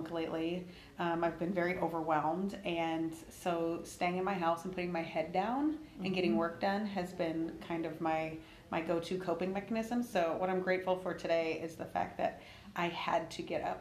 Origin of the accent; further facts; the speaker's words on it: Independence, Iowa, United States; I grew up in Buchanan County, I like to say, but the Winthrop and Independence area specifically of Iowa.